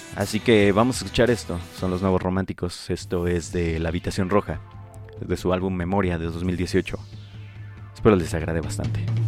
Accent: Michoacán, Mexico; del lugar de donde yo soy

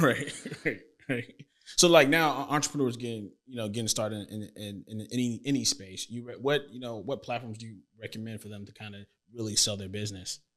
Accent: Tampa, Florida, United States; moved away as an adult; now in Houston, United States; I grew up in Florida

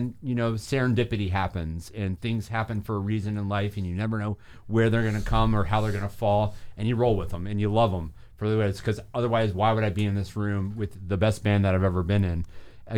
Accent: Atlanta, Georgia, United States; moved away as an adult; also born or lived in Boston / New York; now in Augusta, United States; originally I was born and raised in Atlanta, Georgia

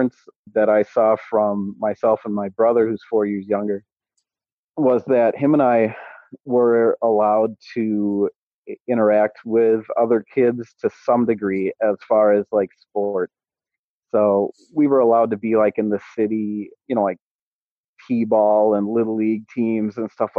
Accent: Menominee, United States; My dad went to the one that I grew up in Menominee

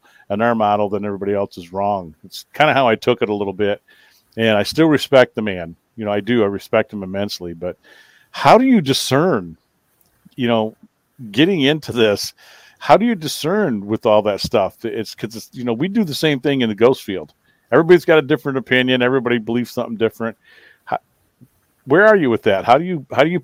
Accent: Newaygo, Michigan, United States; also born or lived in Vicksburg, Michigan; I grew up in Newaygo in the summers down here in, you know, Vicksburg around Kalamazoo County in the summers.

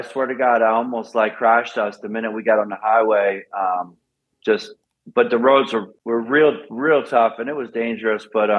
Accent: Pennsylvania, United States; Oh, that was from the race scene growing up in the Poconos there.

